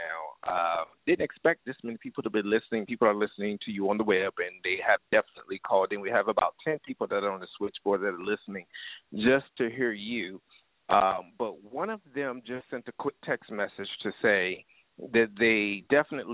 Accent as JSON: {"language": "English", "region": "Virginia", "country": "United States", "said": "I'm from Virginia"}